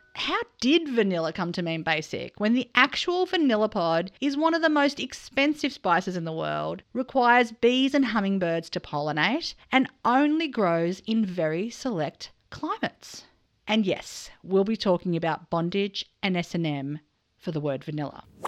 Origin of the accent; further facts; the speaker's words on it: Australia; as an Australian